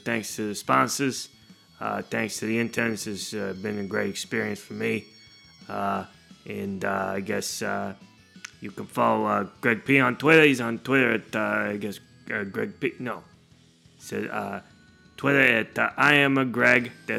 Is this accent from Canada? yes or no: yes; Canada; A little about me, I'm Canadian through and through. I'd like to say that if you cut me, I will bleed maple syrup, okay?